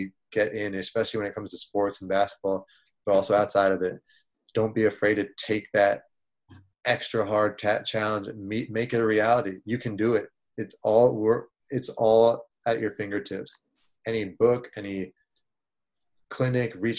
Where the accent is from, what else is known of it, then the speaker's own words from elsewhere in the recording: Great Falls, Virginia, United States; also born or lived in Maryland / Washington, D.C.; I'm from Great Falls, Virginia, which is, I guess, by the Reston Wheelie stop. They didn't even have a metro there back in the day. But I went to school in Maryland, D.C., growing up